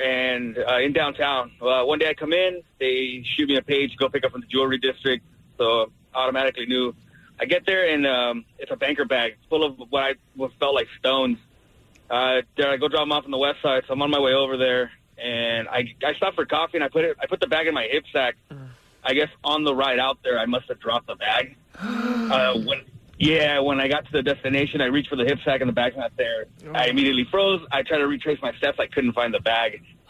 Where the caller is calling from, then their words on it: Bahamas; Well, I don't know if you guys can tell, but I'm calling from the Bahamas right now.